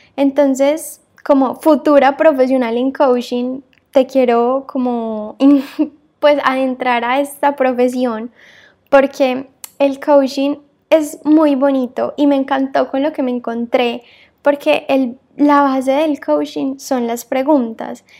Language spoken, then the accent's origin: Spanish; Medellín, Antioquia, Colombia; moved away as an adult; now in Barcelona, Spain; soy colombiana, eh, nací en Medellín y toda mi vida viví ahí